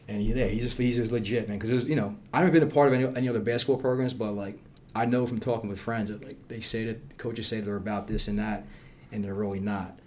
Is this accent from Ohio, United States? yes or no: no; Philadelphia, Pennsylvania, United States; I'm from Northeast Philly. That's where I was born